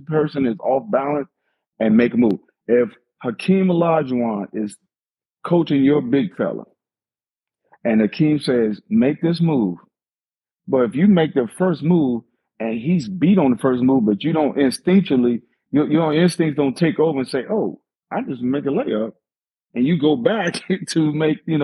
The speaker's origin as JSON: {"language": "English", "town": "Hopkinsville", "region": "Kentucky", "country": "United States", "tie": "born or raised there", "said": "my hometown, Hopkinsville, Kentucky"}